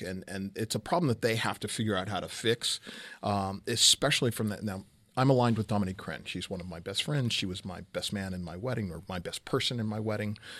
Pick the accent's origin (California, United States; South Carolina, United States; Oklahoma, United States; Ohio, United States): California, United States; Southern; moved away; I'm originally from Southern California